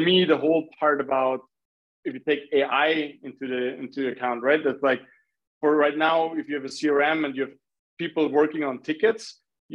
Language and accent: English; Graz, Styria, Austria; I'm originally from Austria, which is actually the city where Arnold Schwarzenegger was born